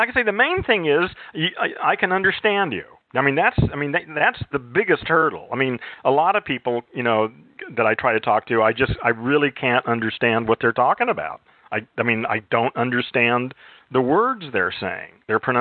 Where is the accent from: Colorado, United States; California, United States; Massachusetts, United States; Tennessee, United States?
California, United States; also born or lived in Orange County, California; I'm from California